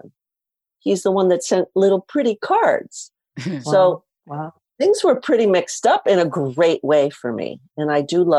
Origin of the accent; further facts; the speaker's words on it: New York City, New York, United States; I grew up in Spanish Harlem